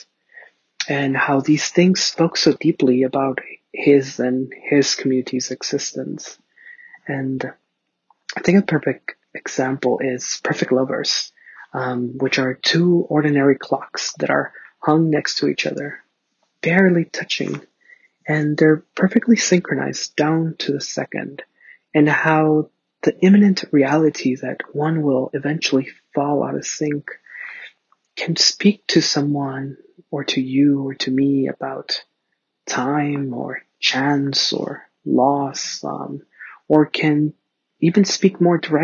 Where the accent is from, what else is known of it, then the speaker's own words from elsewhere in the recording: Ciudad Juarez, Chihuahua, Mexico; now in Los Angeles, United States; I was born in Ciudad Juarez, Chihuahua, Mexico